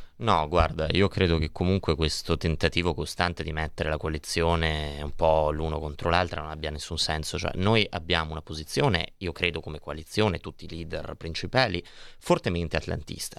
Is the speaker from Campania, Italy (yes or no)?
no; Milan, Lombardy, Italy; Noi che siamo di Milano